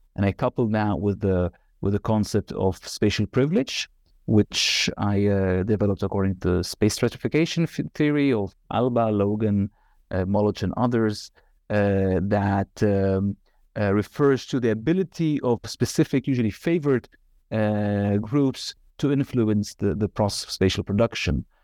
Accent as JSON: {"language": "English", "town": "Nazareth", "region": "Northern District", "country": "Israel", "tie": "born or raised there", "also_born_or_lived": "Northern Galilee / Haifa / Tel Aviv", "moved": "as an adult", "lives_now": "Amsterdam, Netherlands", "said": "I was born in Galilee, Northern Galilee, and, uh, was raised in Nazareth, and, uh, also a little bit in Haifa."}